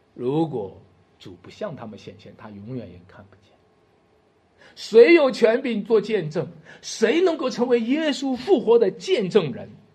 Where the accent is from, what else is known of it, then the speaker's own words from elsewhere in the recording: China; 用我们中国人的话